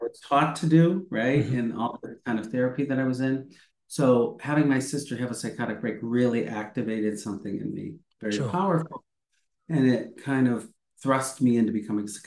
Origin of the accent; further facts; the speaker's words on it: Midwest, United States; I grew up in the Midwest